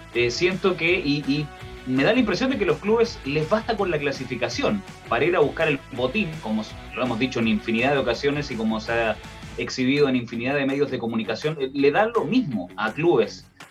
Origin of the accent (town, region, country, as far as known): Chile